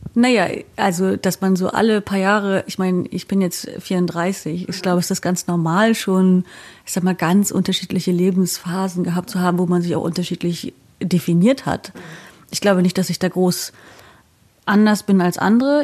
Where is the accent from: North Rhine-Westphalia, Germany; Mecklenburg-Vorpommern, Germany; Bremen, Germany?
Mecklenburg-Vorpommern, Germany; Wismar; moved away as an adult; now in Bielefeld, Germany; Ich komme von der Ostsee. Mhm. Ich bin äh, geboren in der Stadt, die heißt Wismar